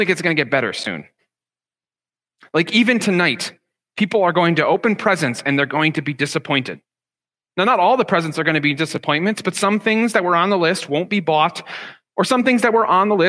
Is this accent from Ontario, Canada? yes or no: yes; Ottawa, Ontario, Canada; first language English; now in Toronto, Canada; growing up in Ottawa was going to minor league baseball games with my dad